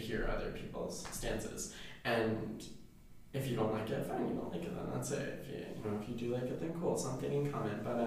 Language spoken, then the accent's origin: English; New Jersey, United States; moved away; I'm from Jersey.